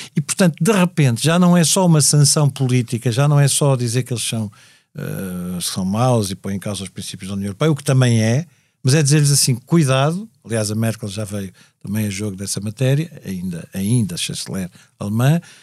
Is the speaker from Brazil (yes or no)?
no; Portugal; nós portugueses